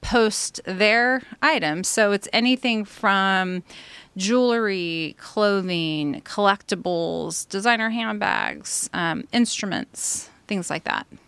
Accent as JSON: {"language": "English", "town": "Santa Maria", "region": "California", "country": "United States", "tie": "born or raised there", "also_born_or_lived": "Orange County, California", "said": "I was actually born and raised in Santa Maria, California"}